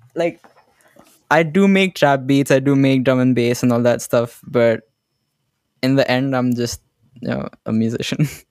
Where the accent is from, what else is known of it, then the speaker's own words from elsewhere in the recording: Gurgaon, Haryana, India; I'm from India, Gurgaon